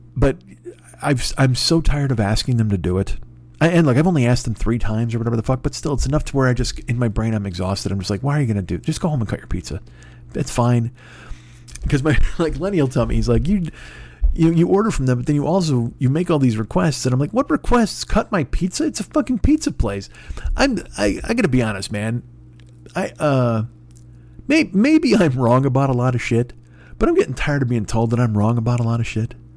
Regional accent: Chicago, Illinois, United States; moved away; I'm from fucking Chicago

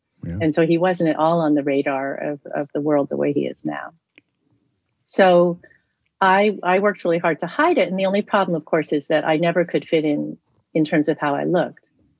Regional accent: United States; moved away as an adult; also born or lived in Spain / Darjeeling, India / New Jersey, United States / Marin County, California, United States; now in Tokyo, Japan; I'm based in Tokyo where I've lived for many years. And I grew up in New Jersey and in the Bay Area in Marin. And I grew up, my mother is Tibetan from Darjeeling and my father is American or was American from New Jersey.

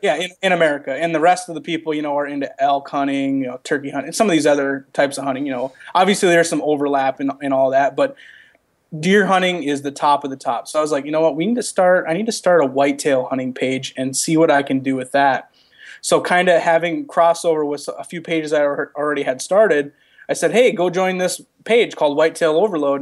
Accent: Midwest, United States; growing up in the Midwest, my dad, uh, you know, brought me into hunting

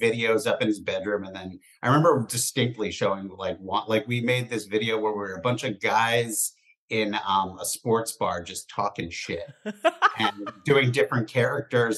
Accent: East Coast, United States; moved away as an adult; now in Los Angeles, United States; growing up on the East Coast, there weren't like a lot of people who like worked in show business.

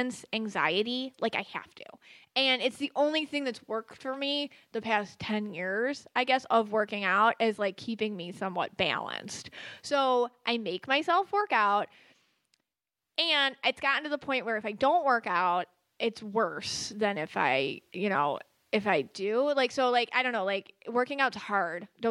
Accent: Buffalo, New York, United States; I'm from Buffalo.

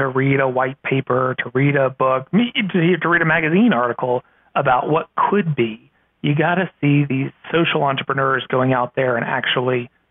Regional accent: Virginia, United States; My home state of Virginia

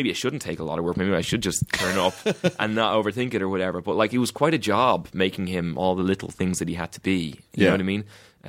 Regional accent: Ireland; just because I'm from Ireland doesn't mean I've been in the fucking UK either.

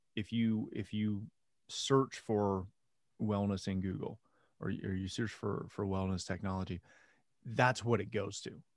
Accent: Canada; I'm Canadian

